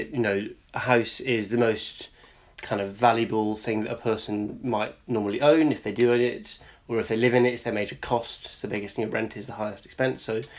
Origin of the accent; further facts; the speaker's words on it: Scotland, United Kingdom; and we're in England right now, and also we're both from Scotland